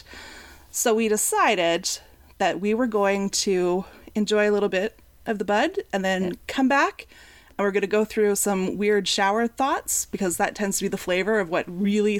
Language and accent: English; Canada; being a Canadian